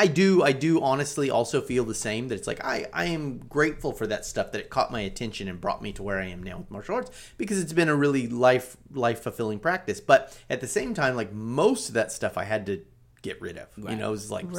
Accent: California, United States; I grew up on Del Taco. And it was just a culture shock to me, you know? Like, these are other Californians.

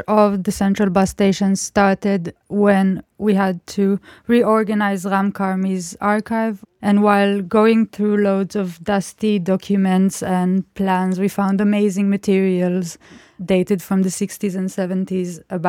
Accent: Israel; moved away as an adult; now in London, United Kingdom; I'm an Israeli architect as well. And I'm currently a master's student at the Architectural Association in London.

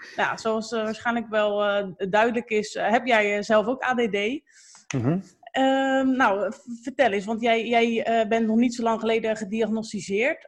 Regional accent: Capelle aan den IJssel, South Holland, Netherlands; ik kom zelf ook uit Capelle

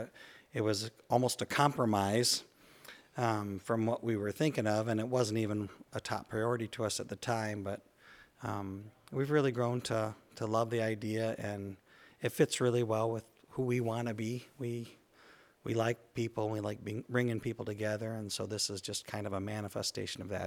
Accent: Jackson, Michigan, United States; moved away as an adult; also born or lived in Indiana; now in Albion, United States; I grew up in Jackson, Michigan, and, uh, Jackson High School graduate

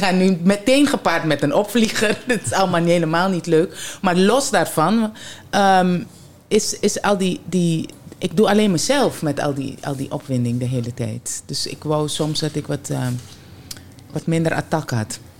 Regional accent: Suriname; bij ons in Suriname

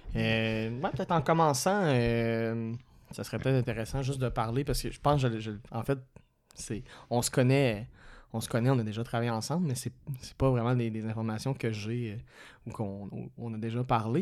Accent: BTB, Quebec, Canada; je viens de la BTB

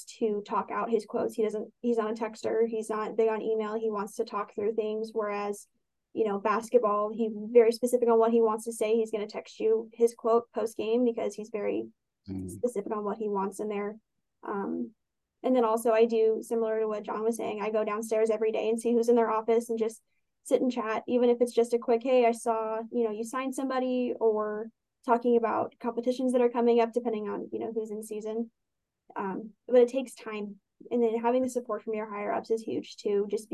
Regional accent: Southern California, United States; moved away as an adult; now in Lewiston, United States; I'm not from here. I came from SoCal

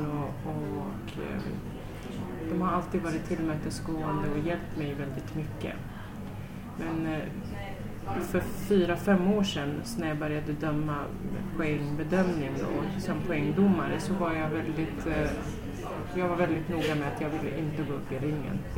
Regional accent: Sweden; Jag tänkte nu som svensk domare, döma internationellt

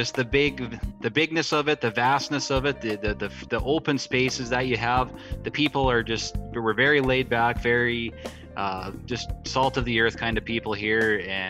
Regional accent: Frontier, Saskatchewan, Canada; We actually grew up 2 miles from the American border. The small town of Frontier was about 15

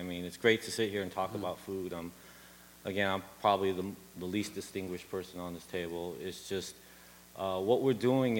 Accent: Los Angeles, California, United States; So from that spirit, even though I'm American and I grew up

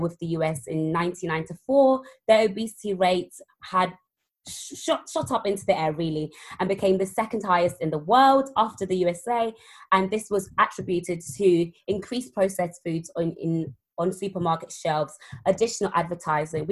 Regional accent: London, United Kingdom; also born or lived in Zimbabwe; So I grew up in South London

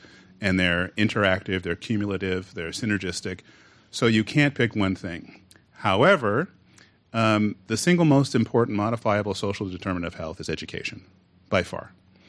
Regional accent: California, United States; I like to tell people when I go outside of California, I'm from California, so I'm from the future.

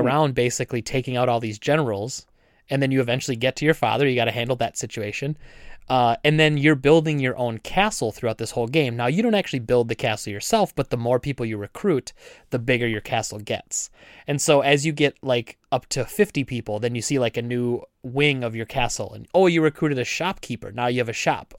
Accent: United States; I'm an American.

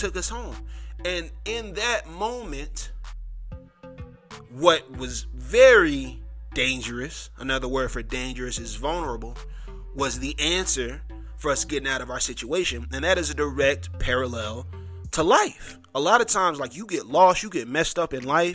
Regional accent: Mississippi, United States; also born or lived in Richmond Hill, Georgia / Savannah, Georgia; I'm from Mississippi, or I claim Mississippi. We moved around the southeast. I've lived in Richmond Hill, Georgia, Savannah, Georgia, but a lot of my formative years were in Mississippi

